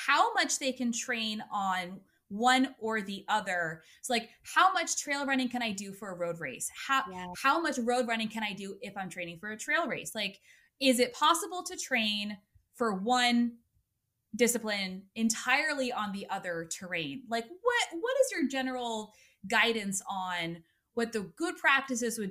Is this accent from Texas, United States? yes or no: no; Maine, United States; now in Connecticut, United States; I grew up in Maine and I live in Connecticut